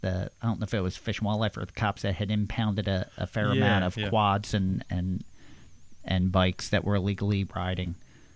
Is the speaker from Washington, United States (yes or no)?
no; Levittown, Pennsylvania, United States; I grew up in Levittown, Pennsylvania, which is such a large suburb, it might as well be a city.